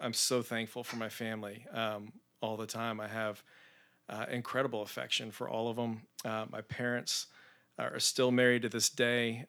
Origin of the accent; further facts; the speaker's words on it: Spring, Texas, United States; also born or lived in Tallahassee, Florida; was raised in Spring, Texas